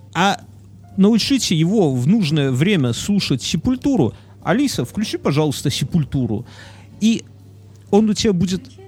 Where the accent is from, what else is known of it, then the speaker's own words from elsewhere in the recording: Belarus; Нам, белорусам